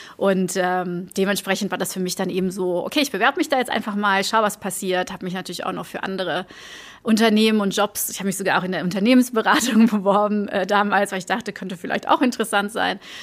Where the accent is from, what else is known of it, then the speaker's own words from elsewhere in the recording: Antwerp, Flanders, Belgium; German is a second language; moved away as an adult; also born or lived in Germany; ich komme aus Antwerpen ähm, in Belgien, ähm, also eine Stadt im Norden von, von Belgien ähm, und bin da aufgewachsen